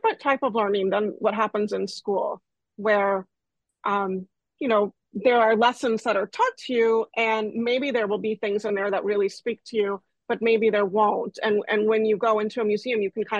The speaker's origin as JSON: {"language": "English", "town": "Houston", "region": "Texas", "country": "United States", "tie": "born or raised there", "also_born_or_lived": "Massachusetts", "moved": "as an adult", "said": "When I was a kid, I grew up mostly in Houston"}